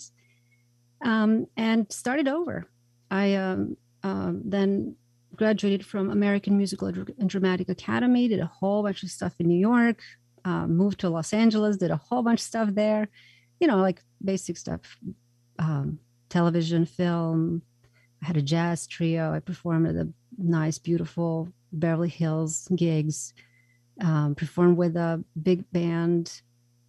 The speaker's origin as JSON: {"language": "English", "country": "Croatia", "tie": "born or raised there", "moved": "as an adult", "said": "I was born in Croatia. At the time, it was Yugoslavia"}